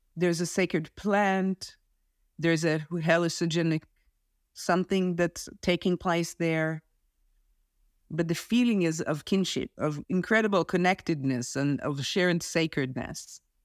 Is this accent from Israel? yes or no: yes; Israel; moved away; I'm originally from Israel. I served in the army.